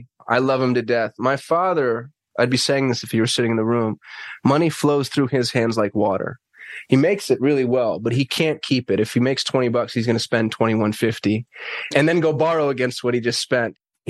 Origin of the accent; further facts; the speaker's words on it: Albuquerque, New Mexico, United States; So I grew up in Albuquerque, New Mexico. I was raised by a blind single mother on Social Security disability. And if you've been to Albuquerque, it's a rough place. And I was a super nerd in Albuquerque.